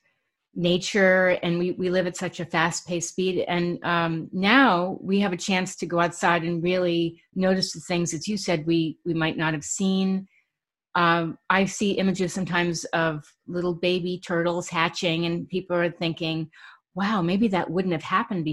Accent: Stamford, Connecticut, United States; moved away; I lived up in North Stamford when I was in high school

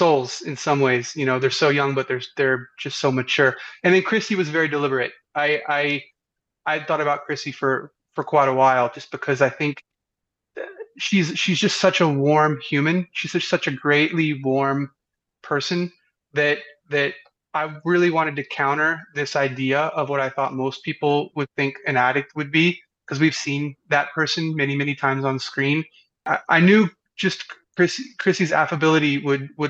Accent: the South, United States; I'm from the South. I'm a Southern filmmaker.

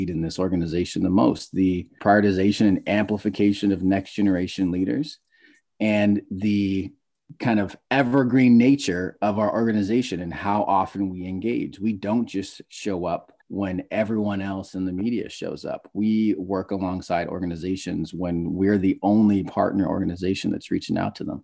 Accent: Tacoma, Washington, United States; in my late 30s. I'm a millennial. I am Black and Filipino. And I'm from Tacoma, which is a working class city, or it was working class city south of Seattle.

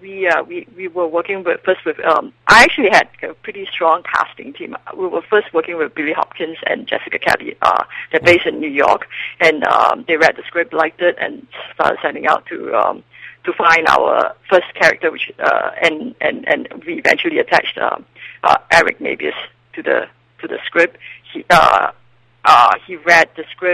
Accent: Singapore; moved away as an adult; now in Los Angeles, United States; I'm originally from Singapore

